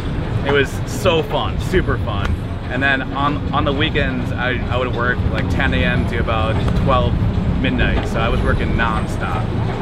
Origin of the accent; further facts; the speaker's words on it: Milwaukee, Wisconsin, United States; I grew up in the Milwaukee area, and I graduated from UW-Milwaukee in 2005.